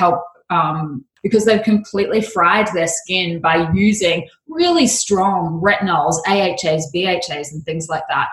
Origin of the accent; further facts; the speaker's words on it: Australia; moved away as an adult; now in Seoul, South Korea; I'm Aussie, actually, but I'm based in Seoul in South Korea. So a little bit of a twist on that one. But yes, I am from the land down under.